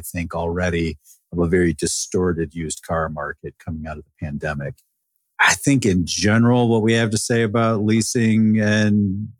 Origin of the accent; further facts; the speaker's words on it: Michigan, United States; growing up in Michigan